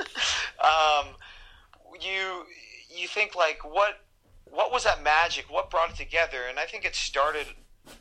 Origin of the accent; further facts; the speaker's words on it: Canada; we're Canadian